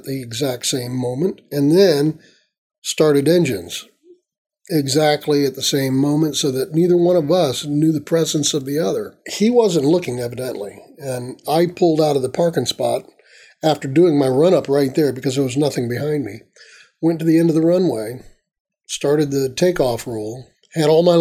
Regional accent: Tampa, Florida, United States; I grew up in Tampa

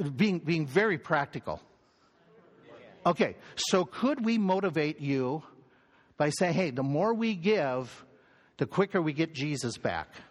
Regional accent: United States; we're American, we're Western

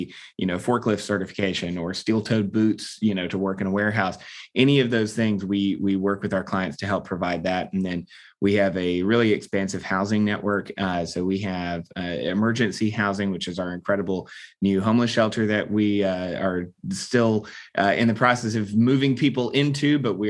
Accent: Atlanta, Georgia, United States; I was born and raised here in Atlanta, so this is home base for me

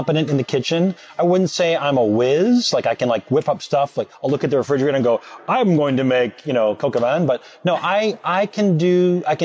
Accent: St. Cloud, Minnesota, United States; now in Chicago, United States; I'm from St. Cloud, Minnesota

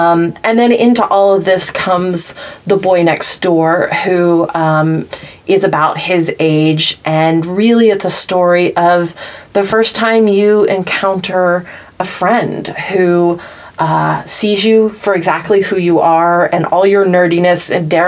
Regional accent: the South, United States; I grew up in the South, but I live in the East Coast, and I've always felt this tension between the two

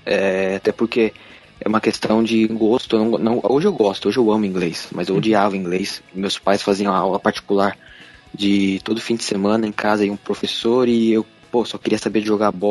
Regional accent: São Paulo, Brazil; Eu sou de São Paulo, capital

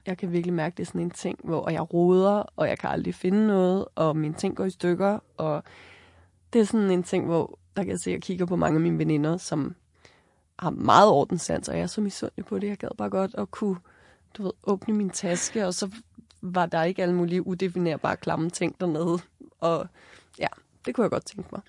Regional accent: Copenhagen, Capital Region of Denmark, Denmark; moved away as an adult; now in Hornbæk, Denmark; for mig, som er født og opvokset i København

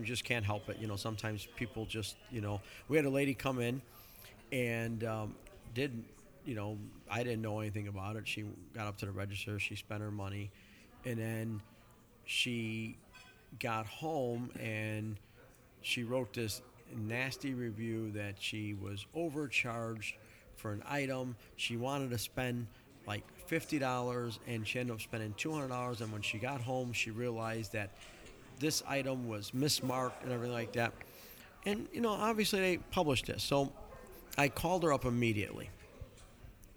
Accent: Chicago, Illinois, United States; I grew up in Chicago

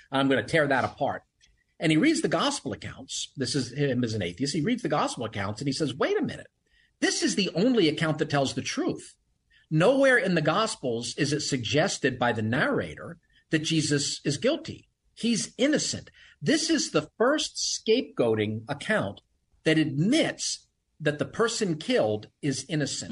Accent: United States; we as Americans or as American Christians

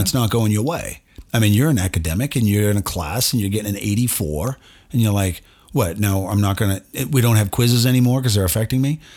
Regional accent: United States; I'm an American

